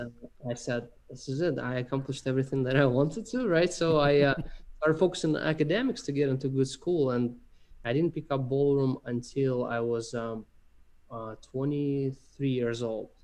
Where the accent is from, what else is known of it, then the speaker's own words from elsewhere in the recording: Russia; moved away; I'm, I'm from Russia originally.